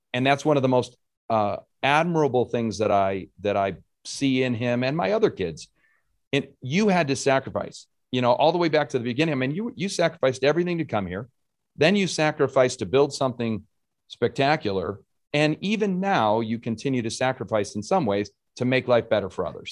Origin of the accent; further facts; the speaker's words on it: Rochester, New York, United States; I grew up in Rochester.